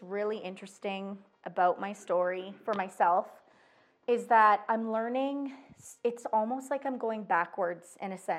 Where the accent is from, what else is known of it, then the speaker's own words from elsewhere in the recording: Calgary, Alberta, Canada; also born or lived in Edmonton; I was born and raised in Calgary